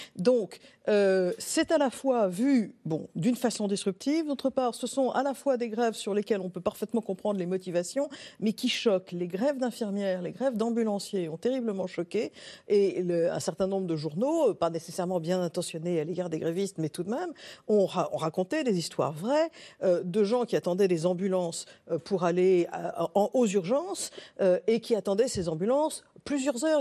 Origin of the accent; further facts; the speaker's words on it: France; en tant que Français